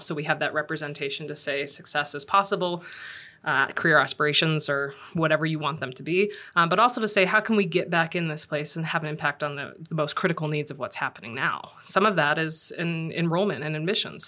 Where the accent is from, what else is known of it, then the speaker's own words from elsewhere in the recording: Los Angeles, California, United States; moved away; I'm from Los Angeles